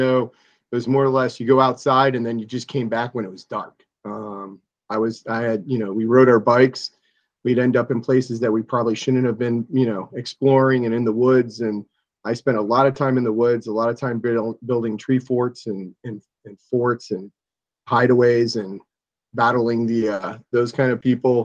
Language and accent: English; Columbia Station, Ohio, United States; I grew up in Lorain County in a small town called Columbia Station